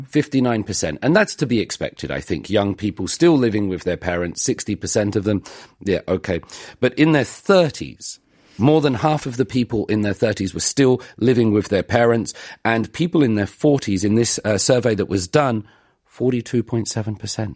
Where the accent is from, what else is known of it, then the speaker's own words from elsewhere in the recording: United Kingdom; now in Seoul, South Korea; I'm from the United Kingdom.